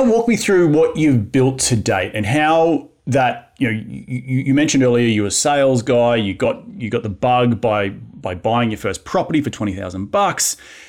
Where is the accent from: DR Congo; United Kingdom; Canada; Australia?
Australia; now in Los Angeles, United States; I know being Australian, I love hanging out with other Aussies.